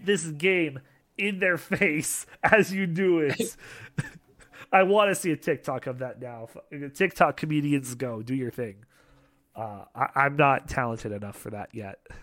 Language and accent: English; Canada; being Canadian